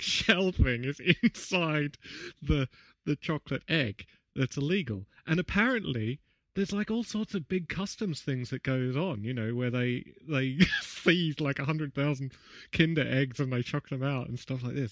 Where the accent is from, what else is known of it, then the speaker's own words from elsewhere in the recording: Canberra, Australian Capital Territory, Australia; in my hometown